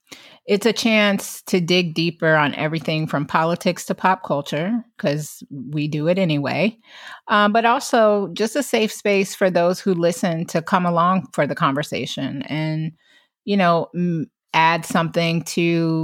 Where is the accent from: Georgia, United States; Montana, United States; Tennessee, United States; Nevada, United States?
Georgia, United States; Atlanta; I moved to New York. Myzie moved to LA. I guess we should mention we're from Atlanta.